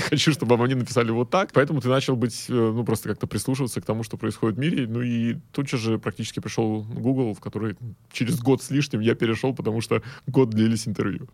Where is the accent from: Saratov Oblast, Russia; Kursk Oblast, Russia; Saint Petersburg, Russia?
Saint Petersburg, Russia; Я из Питера сам